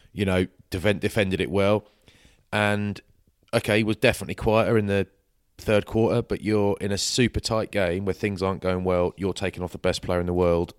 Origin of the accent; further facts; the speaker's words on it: England, United Kingdom; I'm English